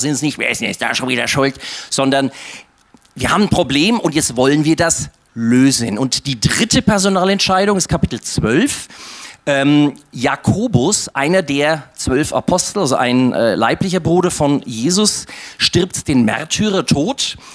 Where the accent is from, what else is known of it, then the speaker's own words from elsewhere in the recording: Nuremberg, Bavaria, Germany; Ich bin in Nürnberg geboren, aufgewachsen, also alles, alles Nürnberg.